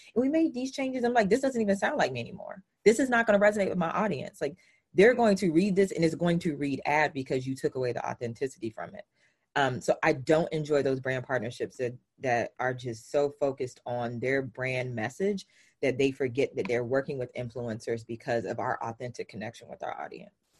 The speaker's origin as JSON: {"language": "English", "region": "the South", "country": "United States", "said": "I'm from the South. So I like I use language slightly different"}